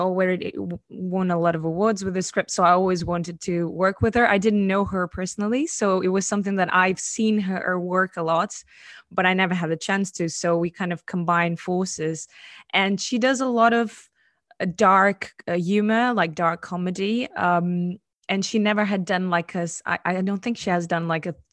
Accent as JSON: {"language": "English", "country": "Portugal", "said": "I come from a very conservative country. I come from Portugal"}